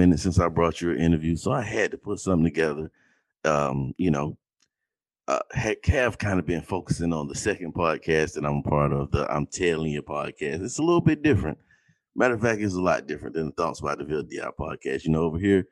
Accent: Valdosta, Georgia, United States; I grew up in Valdosta, Georgia

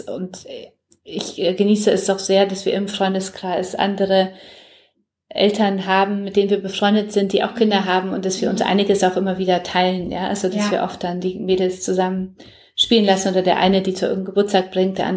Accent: Poland; German is a second language; now in Germany; Ich komme ja selber aus Polen und mir war es sehr wichtig, dass sie auch aus Polen kommt ah, und meine cool. Tochter auch Polnisch spricht, ja.

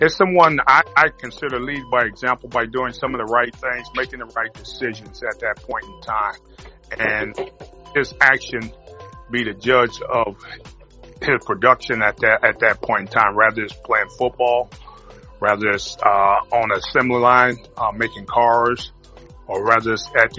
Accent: Detroit, Michigan, United States; moved away as an adult; also born or lived in New Orleans; Detroit, where I was born and raised up there in Michigan. Was able to finish my career at home

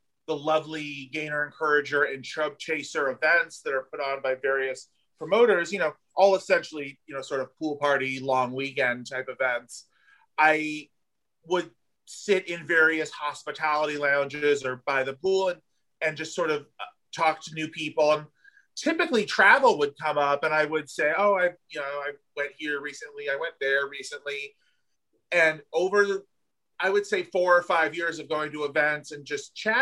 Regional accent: Southern California, United States; moved away as an adult; also born or lived in Los Angeles; now in Wilton Manors, United States; being from Southern California, where we have beaches also

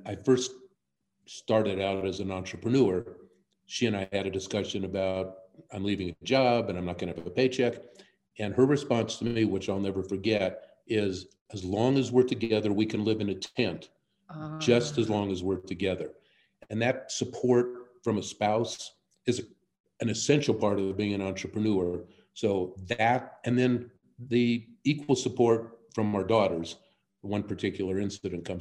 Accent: Denver, Colorado, United States; also born or lived in Wisconsin / Palo Alto; I've been a part of the Mile High City all along. I was born and reared here

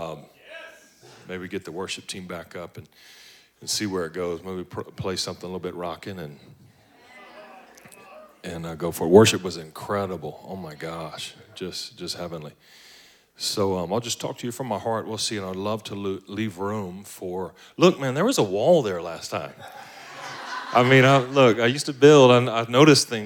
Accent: Baton Rouge, Louisiana, United States; moved away as an adult; now in Atlanta, United States; I'm originally from Baton Rouge, Louisiana, like way down at the bottom. They put crawfish in your baby bottles down there.

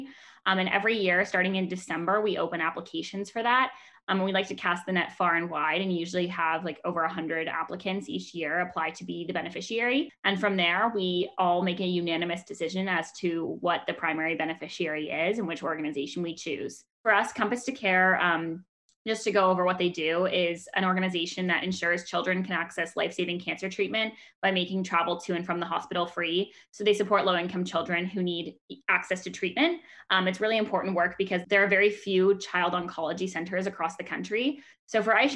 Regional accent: Menlo Park, California, United States; I'm a current fourth year from Menlo Park, California

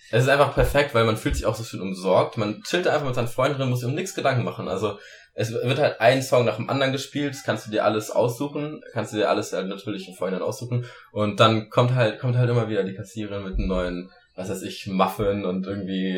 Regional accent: Germany; bei uns in Deutschland

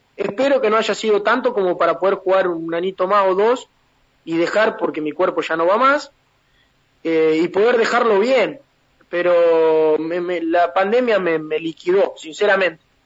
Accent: San Martín de las Escobas, Santa Fe, Argentina; la camiseta de mi pueblo

